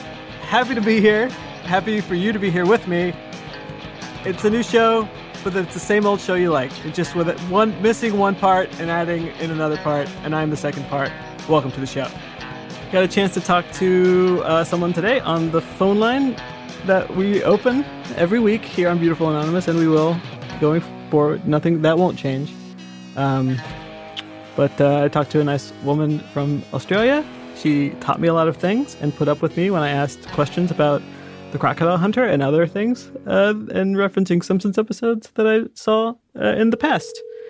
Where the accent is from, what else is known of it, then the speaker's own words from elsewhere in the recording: Indiana, United States; I'm from Indiana, you know, the Midwest. I'm in my early 30s.